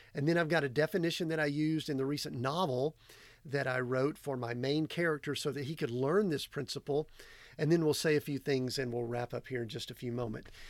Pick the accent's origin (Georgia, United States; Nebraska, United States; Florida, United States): Georgia, United States; moved away as an adult; Growing up in Georgia